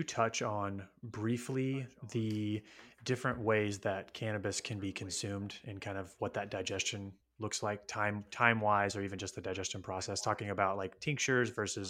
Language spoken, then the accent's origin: English; Lafayette, Indiana, United States; Yeah, I'm from Lafayette, Indiana, by the way.